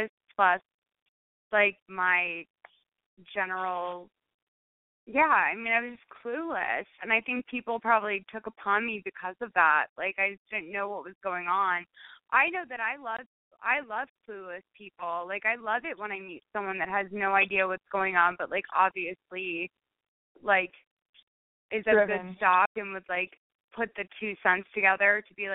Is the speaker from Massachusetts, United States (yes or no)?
yes; Lexington, Massachusetts, United States; also born or lived in Cambridge, Massachusetts; I was born in Lexington, which is like just, you know, it's outside, it's like Revolutionary War, Lexington, Cambridge, that area. So it was like very, like, it was super gay. Like, it's like a super gay upbringing.